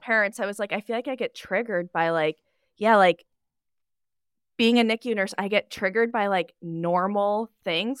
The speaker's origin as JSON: {"language": "English", "region": "Nebraska", "country": "United States", "said": "I am from Nebraska. flyover state."}